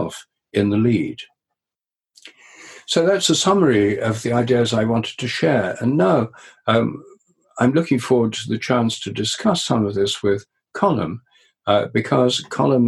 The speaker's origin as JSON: {"language": "English", "town": "Newark", "region": "East Midlands", "country": "United Kingdom", "tie": "born or raised there", "said": "the centre of Newark, where I grew up in Nottinghamshire"}